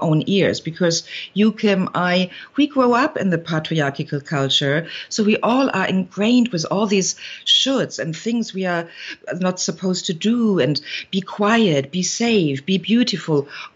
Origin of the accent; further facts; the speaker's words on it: Germany; accent: German; now in California, United States; I've been raised with two parents back in Germany, you hear it from my accent